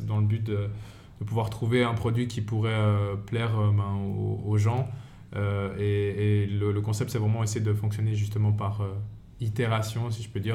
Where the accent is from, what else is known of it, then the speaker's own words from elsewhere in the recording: Fribourg, Switzerland; moved away as an adult; now in Valais, Switzerland; je suis fribourgeois de base. Je suis venu en Valais